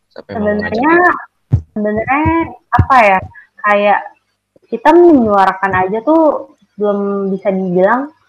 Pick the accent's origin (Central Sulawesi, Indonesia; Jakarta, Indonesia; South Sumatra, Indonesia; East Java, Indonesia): Jakarta, Indonesia; sebagai orang Jakarta kayak di pulau uh, kepulauan Seribu itu ya lautnya kayak gitu